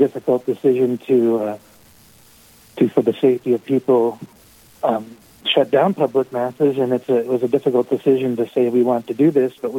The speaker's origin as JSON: {"language": "English", "town": "Sturgis", "region": "South Dakota", "country": "United States", "said": "I'm from Sturgis, just up the road from Rapid City"}